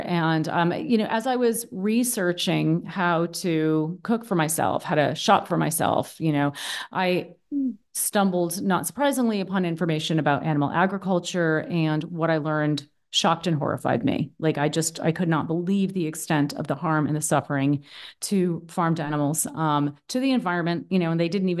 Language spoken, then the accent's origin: English; Boston, Massachusetts, United States; now in Berlin, Germany; Where am I from? I'm American. I'm originally from the East Coast of the U.S., from Boston, actually. But I've been living in Berlin, Germany for the past 10 years, and that's where I am right now.